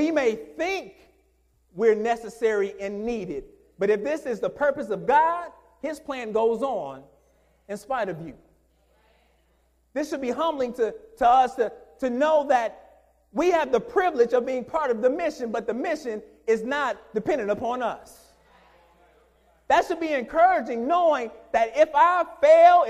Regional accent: Detroit, Michigan, United States; Growing up in Detroit

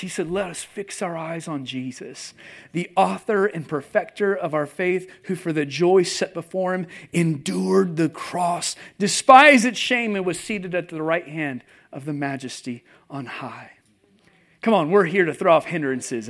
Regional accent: California, United States; moved away as an adult; also born or lived in Seattle area, Washington; now in Nashville, United States; I grew up in California

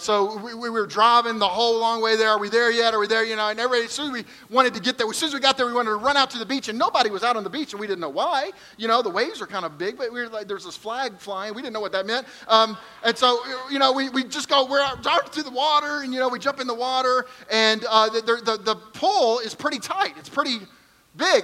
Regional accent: Kentucky, United States; I'm from Kentucky

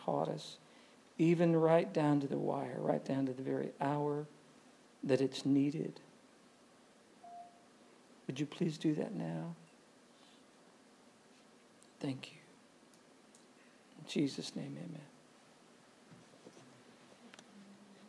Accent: New England, United States; I'm from New England.

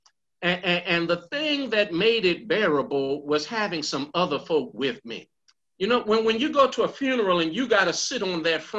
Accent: Baltimore, Maryland, United States; I grew up in West Baltimore and proud of it

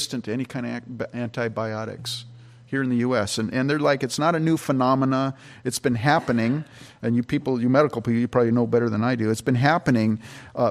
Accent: Campbell, California, United States; also born or lived in Canada; we used to live in Campbell, California, when we first moved out from where I was born in Canada, moved to California.

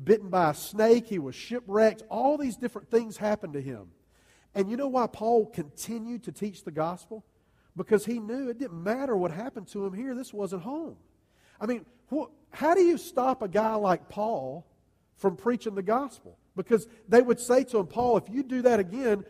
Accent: Greer, South Carolina, United States; you've probably never heard of a little town named called Greer, South Carolina

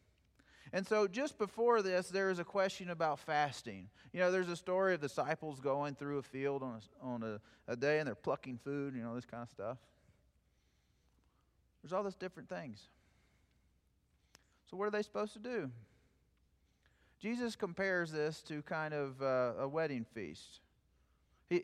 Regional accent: South Plains of Texas, United States; moved away; my hometown

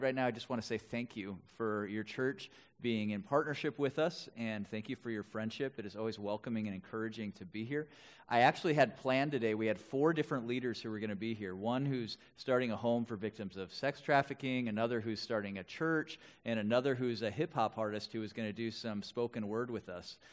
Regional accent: West Bend, Wisconsin, United States; now in Twin Cities, United States; I grew up in Wisconsin, in Milwaukee area, West Bend to be specific

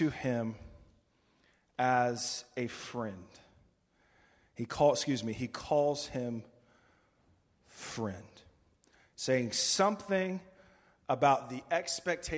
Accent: United States; as an American

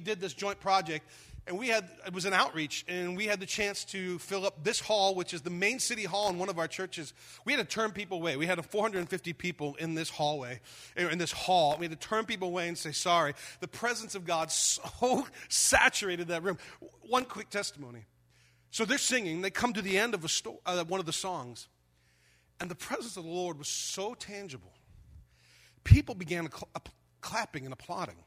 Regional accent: United States; moved away; also born or lived in Germany; as an American

